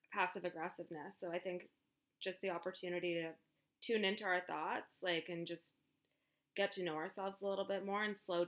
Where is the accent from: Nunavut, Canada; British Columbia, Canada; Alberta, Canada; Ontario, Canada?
Alberta, Canada; Calgary; now in Vancouver, Canada; I grew up in Calgary and I have tons of friends there.